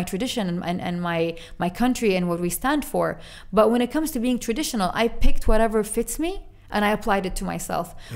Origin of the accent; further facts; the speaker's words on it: United Arab Emirates; our country